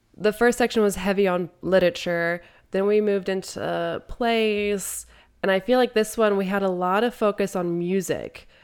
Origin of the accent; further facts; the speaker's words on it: Midwest, United States; as a Midwesterner